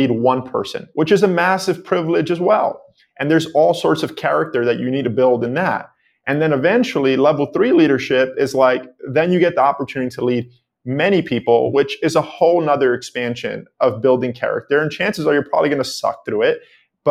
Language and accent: English; New York City, New York, United States; I grew up in the Bronx in New York City on 182nd Street in a 2-bedroom apartment, extremely poor.